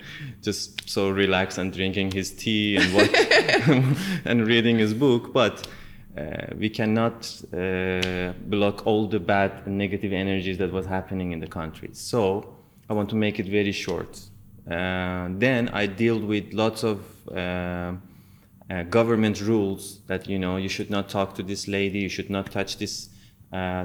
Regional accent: Tehran, Tehran Province, Iran; also born or lived in India; now in Turkey; I born in Tehran.

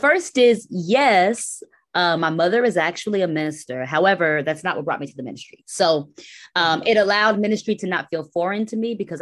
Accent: Dallas, Texas, United States; moved away as an adult; also born or lived in Queens, New York / Hampton, Virginia / New York City; now in Brooklyn, United States; I spent my adolescence in the South. My family moved to Texas when I was very young. So shout out to Dallas. That's where I'm from

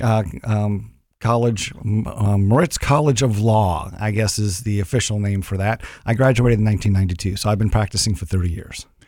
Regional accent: Long Island, New York, United States; now in Columbus, Ohio, United States; I'm originally from New York.

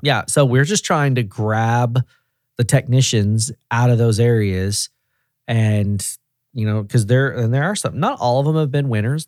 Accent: Tennessee, United States; also born or lived in San Diego, California; I'm from Tennessee.

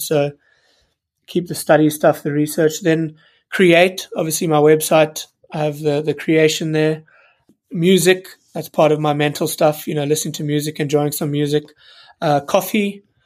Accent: South Africa; moved away as an adult; also born or lived in United Kingdom (birthplace) / Newcastle; When I moved back from Newcastle and, and moved back to South Africa

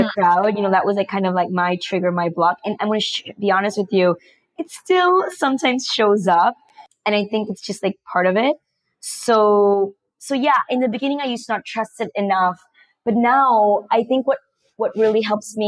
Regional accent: Panama; I was born in Panama and raised in Panama. But my parents are actually from India

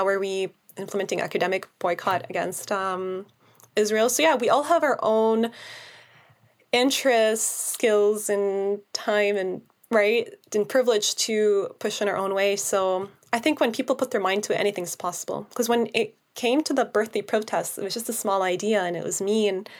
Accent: Canada; now it's hard to see it as a Canadian because this new law

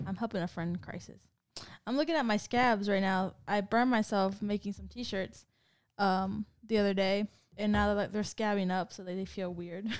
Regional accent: California, United States; moved away; I'm from Cali

